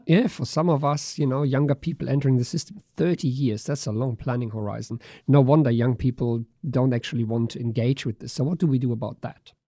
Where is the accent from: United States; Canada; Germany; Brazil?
Germany; now in Australia; I grew up in Germany